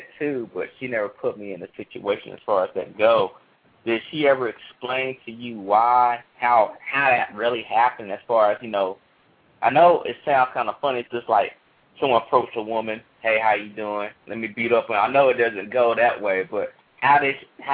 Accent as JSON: {"language": "English", "town": "Charlotte", "region": "North Carolina", "country": "United States", "said": "I'm from Charlotte, too"}